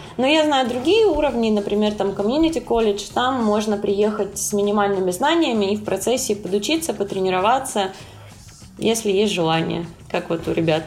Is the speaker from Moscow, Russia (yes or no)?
no; Krasnodar, Krasnodar Krai, Russia; moved away as an adult; now in New York, United States; я из Краснодара